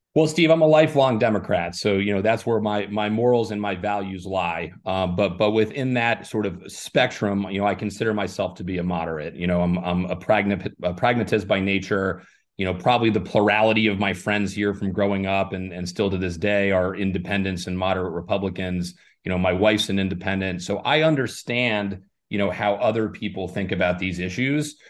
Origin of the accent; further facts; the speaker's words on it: Ireland; now in Arizona, United States; I was born in Ireland